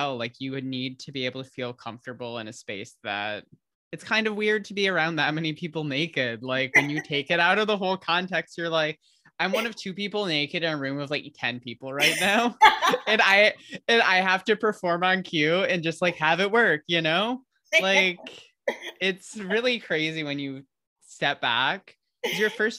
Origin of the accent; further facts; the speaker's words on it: Michigan, United States; moved away; I'm originally from Michigan